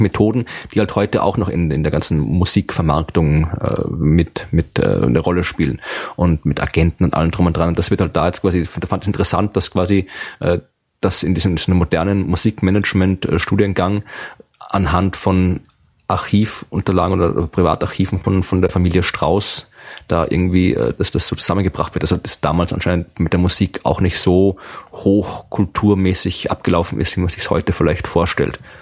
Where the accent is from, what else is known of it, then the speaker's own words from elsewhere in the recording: Krems, Lower Austria, Austria; an der Universität Krems, also Uni in meiner Heimatstadt in Österreich